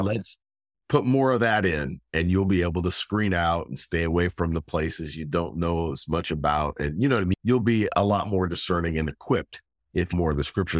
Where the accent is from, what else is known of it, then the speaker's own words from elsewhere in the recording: Gig Harbor, Washington, United States; moved away as an adult; also born or lived in Tacoma, Washington / Los Angeles; now in Pittsburgh, United States; born and raised in Gig Harbor, Washington, a small town